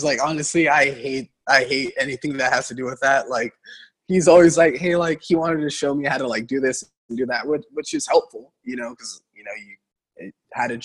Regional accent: Central Valley, Northern California, United States; now in Los Angeles, United States; from the Central Valley, I knew I needed to get out of there. I mean, I'm from a small town.

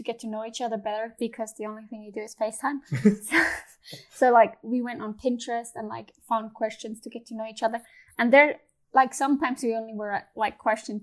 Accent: Switzerland; moved away as an adult; now in California, United States; I'm from Switzerland

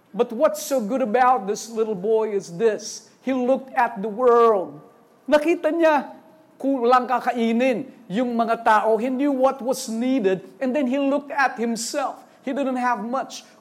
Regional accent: Eastern Visayas, Philippines; first language Waray; Sorry, waray po ako. Eh. Waray, parang nalilito ako. Waray kami.

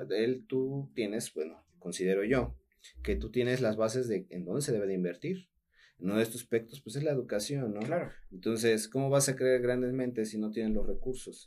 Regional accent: Altotonga, Veracruz, Mexico; also born or lived in Juan Rodríguez Clara; soy de Alto Tonga

